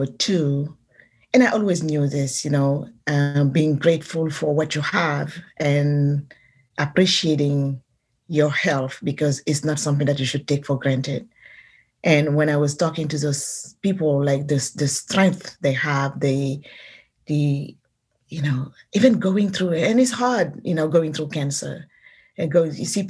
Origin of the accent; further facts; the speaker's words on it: Senegal; moved away as an adult; now in San Francisco, United States; I'm from Senegal